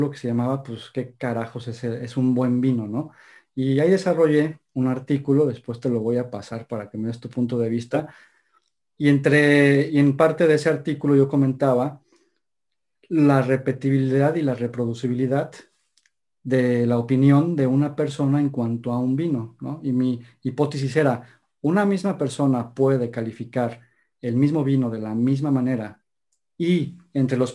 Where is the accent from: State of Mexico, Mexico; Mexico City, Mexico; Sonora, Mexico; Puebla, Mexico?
Puebla, Mexico; Oye, Puebla, es que yo soy poblano, Mr. Este René. ¿Perdona? Creo que yo soy poblano, René. ¿Qué dices de Puebla?